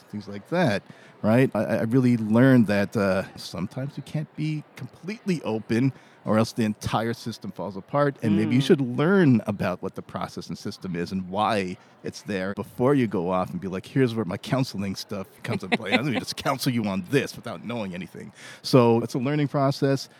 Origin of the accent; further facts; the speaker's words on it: Toronto, Ontario, Canada; moved away as an adult; also born or lived in Montreal / New York / Washington, D.C.; now in Toronto, Canada; I was born in Montreal, grew up in Toronto